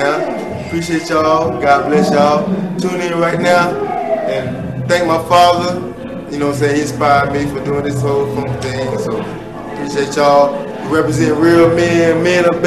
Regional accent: North Carolina, United States; I'm here in North Carolina, straight born and raised

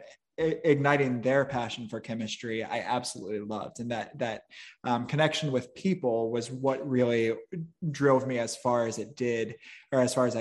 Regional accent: Midwest, United States; also born or lived in Chicago suburbs, Illinois; I grew up in the Midwest

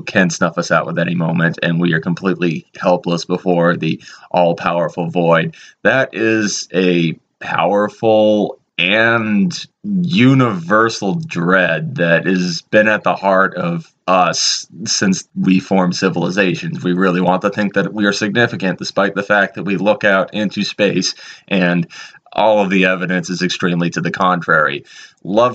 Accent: Danvers, Massachusetts, United States; I was born and raised in the town of Danvers, Massachusetts

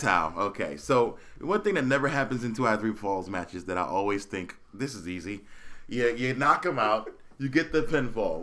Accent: Philadelphia, Pennsylvania, United States; now in Phoenix, United States; I'm born and raised in Philadelphia

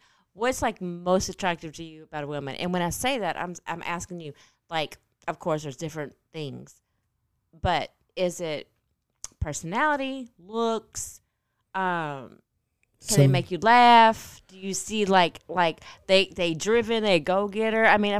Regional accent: Thailand; born there; Like, I'm Thai. I live in Thai. I was born in Thai. I'm Thai.

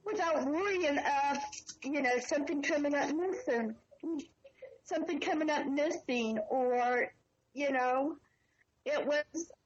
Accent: Jackson County, Ohio, United States; we are from Jackson County, Ohio, which is side by side.

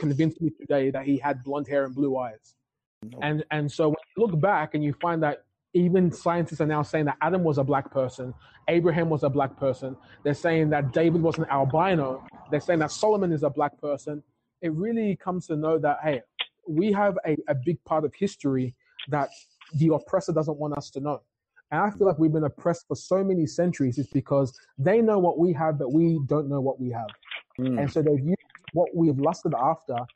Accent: Ghana; being a Ghanaian, we're very cultural when it comes to church

